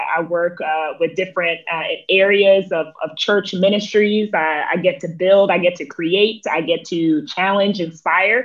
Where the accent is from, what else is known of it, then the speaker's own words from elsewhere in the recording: West Palm Beach, Florida, United States; moved away as an adult; now in Atlanta, United States; I currently live in Atlanta, Georgia, but I'm originally from West Palm Beach, Florida